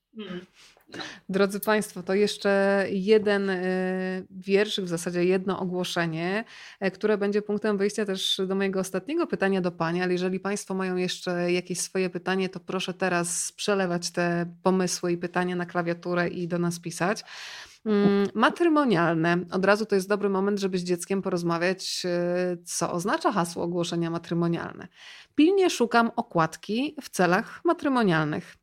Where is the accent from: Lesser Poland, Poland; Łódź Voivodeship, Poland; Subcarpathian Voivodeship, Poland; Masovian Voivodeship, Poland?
Subcarpathian Voivodeship, Poland; Rzeszów; ja jestem z Rzeszowa